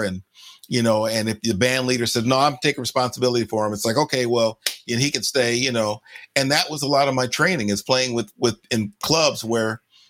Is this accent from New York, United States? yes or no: no; Los Angeles, California, United States; growing up in Los Angeles